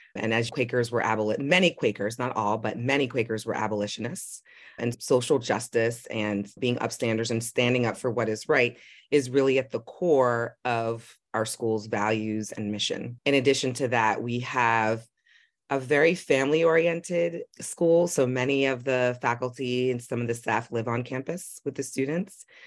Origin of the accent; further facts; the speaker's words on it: New York City, New York, United States; I grew up in Manhattan